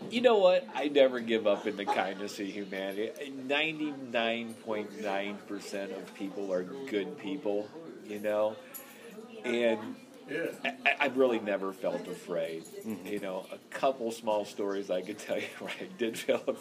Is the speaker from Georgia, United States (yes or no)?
no; St. Louis, Missouri, United States; I'm from St. Louis because it's the major city in this area. They'd be like, "Hey, where are you from?" I'd be like, "Oh, St. Louis, Missouri."